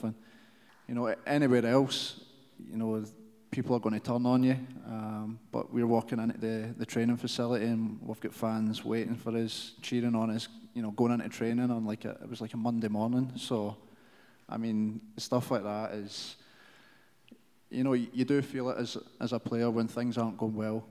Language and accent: English; United Kingdom; moved away as an adult; now in Kansas City, United States; back in the UK